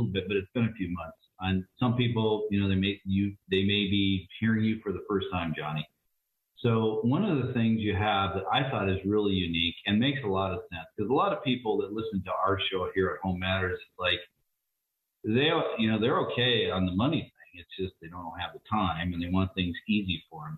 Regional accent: Olympia, Washington, United States; where I grew up in Olympia, we had a great house

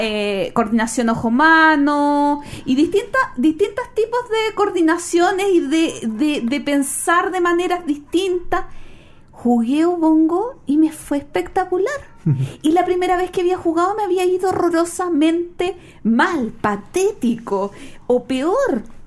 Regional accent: Chile; yo soy una chilena criada a la antigua

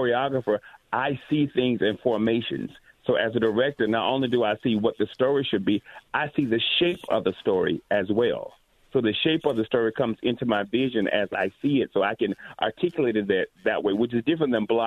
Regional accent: Alabama, United States; moved away as an adult; also born or lived in Montgomery, Alabama; now in Atlanta, United States; I grew up in Alabama

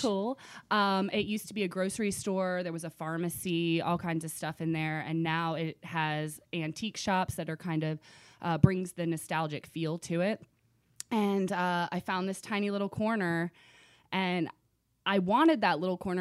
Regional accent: Virginia Beach, Virginia, United States; also born or lived in Rochester, New York / North Carolina; now in Richmond, United States; I grew up in Virginia Beach. Um, loved it when I was, since I was four till about twenty-two

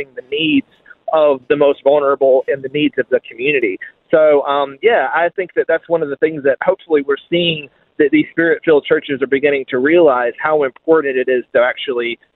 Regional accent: United States; moved away as an adult; now in Australia; You may be able to tell from my accent, but I'm not originally from here. I'm American. I've been in Australia about 4 years now

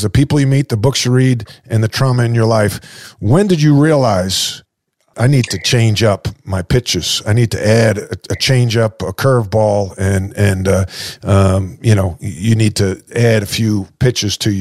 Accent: Long Island, New York, United States; I'm from Long Island

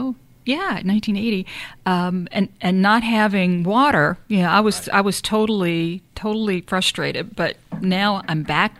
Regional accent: New Orleans, Louisiana, United States; New Orleans is truly a melting pot. So I at a very early age, not being Cajun, being Irish, got really the culture embedded in me because my grandmothers would cook gumbo

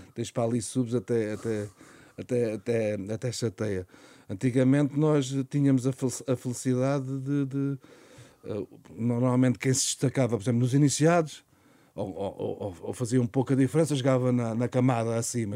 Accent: Montijo, Setúbal, Portugal

